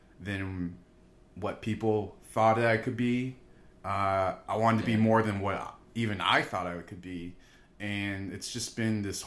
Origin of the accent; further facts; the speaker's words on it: Austin, Texas, United States; I'm a first generation Asian American. Mm-hmm. I grew up in Austin, Texas.